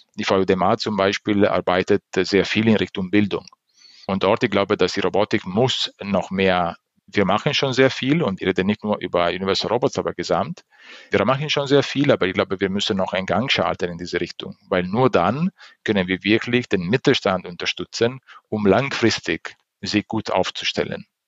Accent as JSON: {"language": "German", "country": "Italy", "second_language": "German", "moved": "yes", "said": "Ich bin äh, Italiener"}